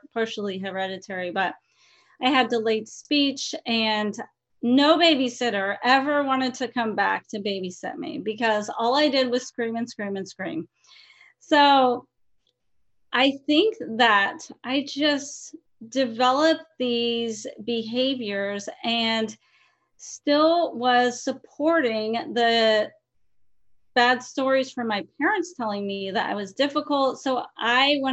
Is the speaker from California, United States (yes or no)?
yes; San Diego, California, United States; moved away as an adult; also born or lived in Colorado; now in Oregon, United States; I'm originally from San Diego, California, and I didn't know how good I had it in San Diego, California